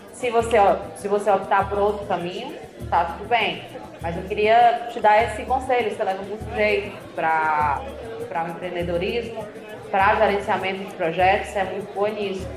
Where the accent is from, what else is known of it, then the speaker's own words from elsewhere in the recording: Fortaleza, Ceará, Brazil; accent: meio Ceará, meio Paraíba; also born or lived in Campina Grande, Paraíba, Brazil; now in São Paulo, Brazil; eu sou cearense, sou, uh, sou cearense, nasci em Fortaleza, mas morei por muitos anos em Campina Grande, Paraíba